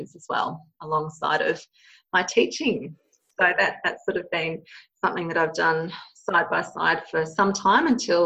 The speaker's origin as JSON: {"language": "English", "country": "Australia", "tie": "born or raised there", "said": "I've been born and bred here in Australia. And so I grew up in a really small country town in southern Australia"}